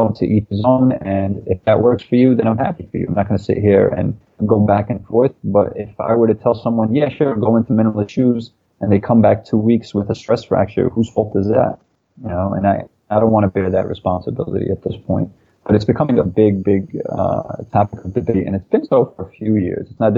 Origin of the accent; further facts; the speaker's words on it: New York City, New York, United States; we grew up in Brooklyn, New York